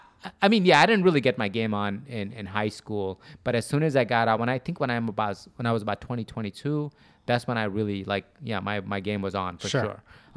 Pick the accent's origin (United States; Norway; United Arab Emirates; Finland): United States; Wheeling, Illinois; also born or lived in Buffalo Grove; I grew up in around Wheeling.